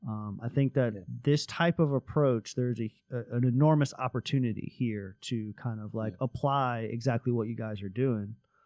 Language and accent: English; South Florida, United States; moved away; I grew up in South Florida, very close to the beach. Grew up surfing since I was like 5 years old.